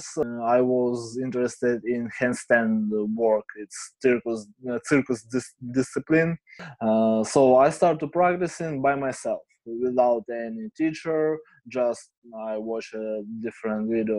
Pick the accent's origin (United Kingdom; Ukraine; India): Ukraine; Kharkiv, Kharkiv Oblast; English is a second language; I'm from Ukraine, from city Kharkiv. I live here all my life.